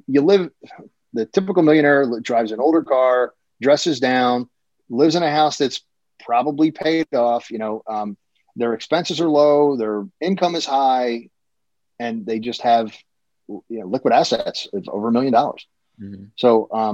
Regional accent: Philadelphia, Pennsylvania, United States; moved away as an adult; now in Cinnaminson, United States; I grew up in Philly as a kid

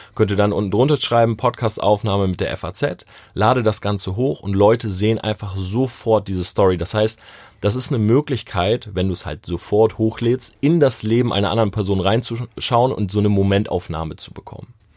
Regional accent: Delmenhorst, Lower Saxony, Germany; moved away; ich komme ursprünglich aus Delmenhorst.

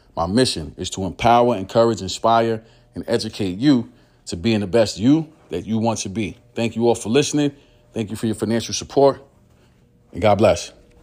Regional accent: New York City, New York, United States; I am from East New York, Brooklyn. I grew up in, uh, penthouses, right? It's, it's called Lewis H, Lewis H Pinkhouses. It is a New York City housing development

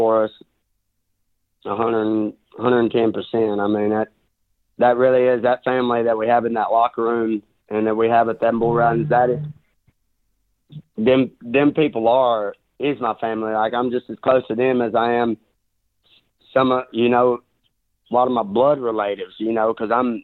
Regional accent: Southeast Arkansas, United States; I was raised in Southeast Arkansas where I grew up swimming in these rivers

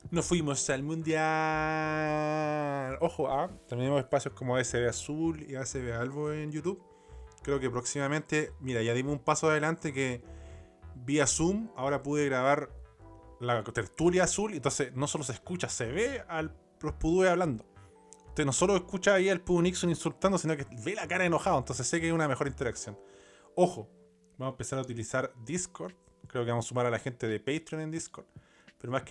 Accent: Rancagua, O'Higgins, Chile; Yo soy de Rancagua. No, no soy de Rancagua en verdad. Eh, cuando pendejo viví ahí. En Rancagua, San Fernando, Sassón.

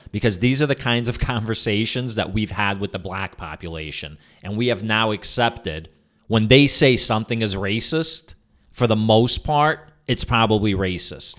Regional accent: New York, United States; also born or lived in Soviet Union; growing up in New York

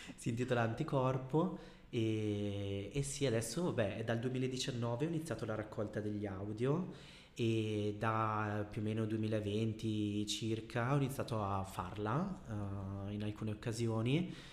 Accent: Bergamo, Lombardy, Italy; also born or lived in Brazil; Sono una bergamaschia eh, perché sono nato in Brasile ma da sempre ho vissuto a Bergamo

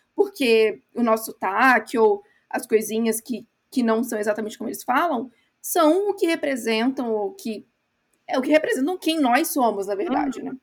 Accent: Brazil; moved away as an adult; also born or lived in England; now in United Kingdom; Eu sou brasileira

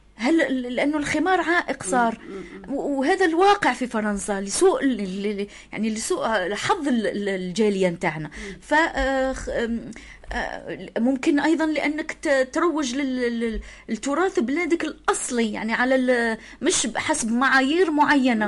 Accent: Algeria; إحنا عندنا في الجزائر. في الجزائر عندنا

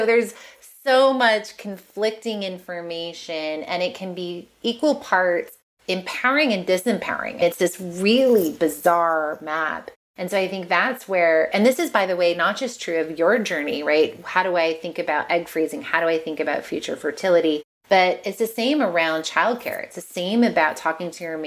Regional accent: Massachusetts, United States; I'm a prude from Massachusetts.

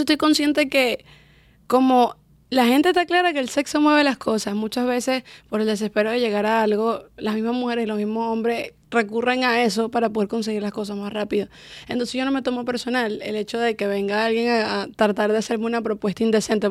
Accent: Valencia, Carabobo, Venezuela; moved away as an adult; Nacida y crecí en Venezuela y me vine para acá cuando tenía 20 añitos.

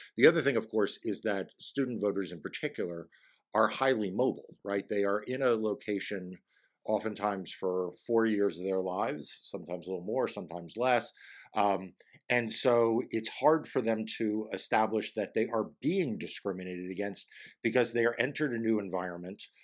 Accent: New York, United States; now in Virginia, United States; My passport just says I was born in New York

